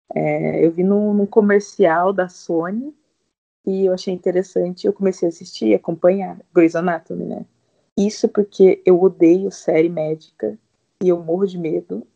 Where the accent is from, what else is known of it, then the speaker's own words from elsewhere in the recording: Sorocaba, São Paulo, Brazil; eu tenho 31 anos, eu sou de Sorocaba